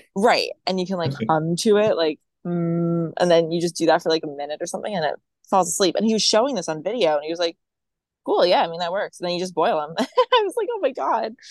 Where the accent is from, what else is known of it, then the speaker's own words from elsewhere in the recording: Maryland, United States; now in Virginia, United States; I'm not from Virginia. I just currently live here, which like I'm from Maryland